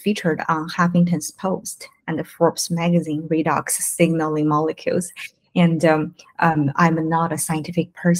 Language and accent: English; China; now in United States; we're from mainland China. We moved from China to the States 10 years ago.